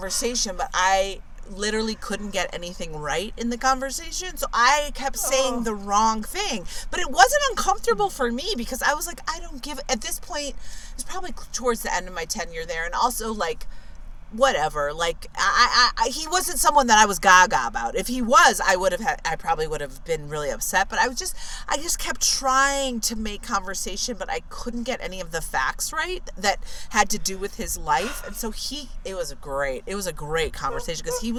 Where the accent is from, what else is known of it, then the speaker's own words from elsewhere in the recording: California, United States; back in my home state of California